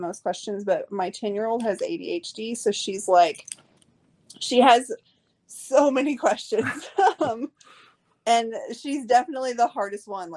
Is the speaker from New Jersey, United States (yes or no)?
no; Oklahoma, United States; I'm from Oklahoma